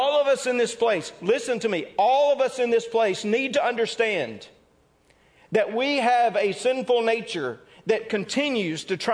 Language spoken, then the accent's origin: English; Mississippi, United States; I'm from Mississippi.